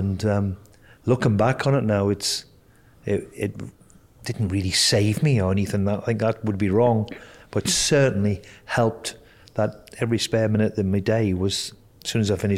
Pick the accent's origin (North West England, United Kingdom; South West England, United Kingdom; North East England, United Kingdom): North East England, United Kingdom; Newcastle upon Tyne; I was born and bred in Newcastle